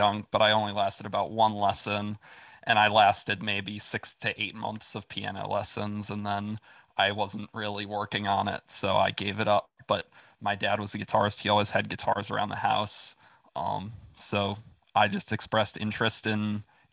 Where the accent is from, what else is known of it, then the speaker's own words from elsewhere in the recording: Brown Deer, Wisconsin, United States; moved away as an adult; now in Florida, United States; I grew up in Brown Deer, actually. But I went to Nicolet High